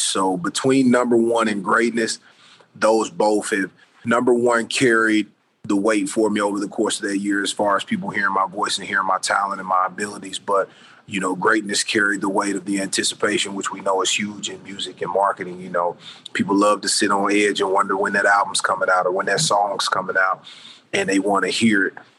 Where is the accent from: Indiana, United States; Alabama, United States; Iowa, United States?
Indiana, United States; Indianapolis; moved away as an adult; also born or lived in Orlando; now in Los Angeles, United States; growing up in Indianapolis